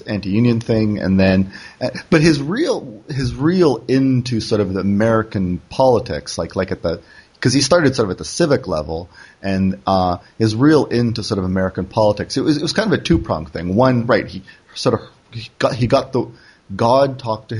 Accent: Canada; moved away; also born or lived in South Korea; I'm Canadian

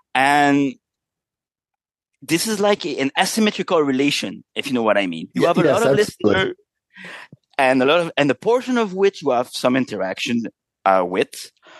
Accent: Canada; Well, since we're both Canadian, it's like we share a little bit of a shared understanding of the world.

